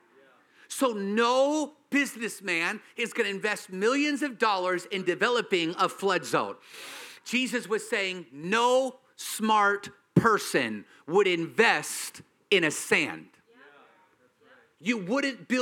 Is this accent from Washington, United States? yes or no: yes; Washington, United States; I'm from Washington